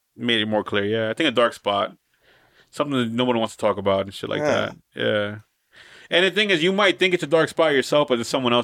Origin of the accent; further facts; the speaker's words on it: Paterson, New Jersey, United States; Growing up in Patterson, you see that jazz every day.